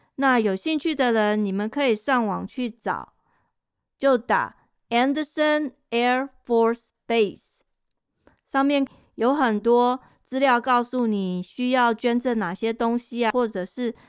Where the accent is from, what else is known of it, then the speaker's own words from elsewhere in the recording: Taiwan; moved away; 我小时候在台湾